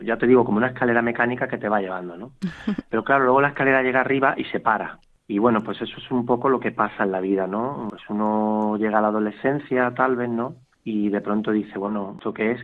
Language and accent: Spanish; Málaga, Andalusia, Spain; aquí en la parroquia de, Nuestra Señora de la Paz, de aquí de Málaga, que es de donde yo soy